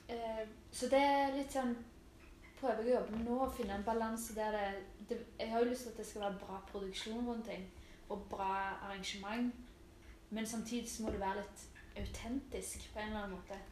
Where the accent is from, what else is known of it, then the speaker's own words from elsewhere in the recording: Stavanger, Rogaland, Norway; moved away as an adult; now in Oslo, Norway; Jeg er jo fra Storhaug. Mm. Stavangers beste bydel